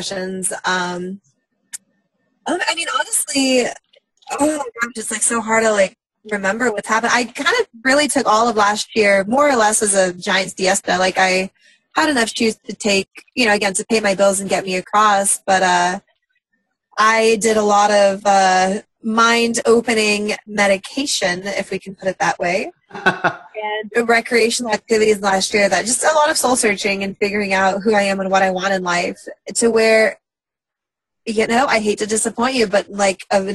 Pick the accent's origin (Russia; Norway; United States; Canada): Russia; moved away; I'm from Russia. I was born there at a really young age